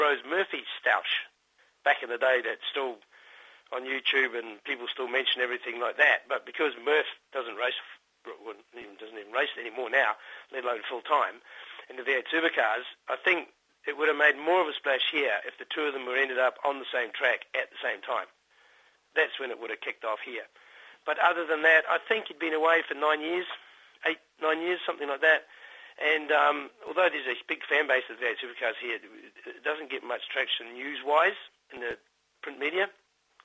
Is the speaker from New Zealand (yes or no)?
yes; New Zealand; I'm a Kiwi. I like being a Kiwi. I like having my Kiwi passport